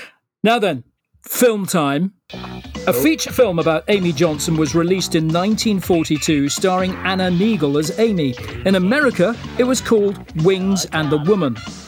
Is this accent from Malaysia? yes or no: yes; Malaysia; born there; I was born in Malaya, actually.